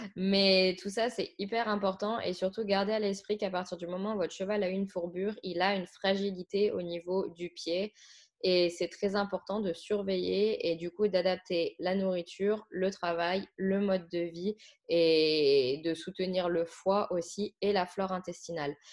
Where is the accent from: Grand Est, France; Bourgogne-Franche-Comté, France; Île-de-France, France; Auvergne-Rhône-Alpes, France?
Bourgogne-Franche-Comté, France; Saône-et-Loire; moved away; à la base, je viens de Saône-et-Loire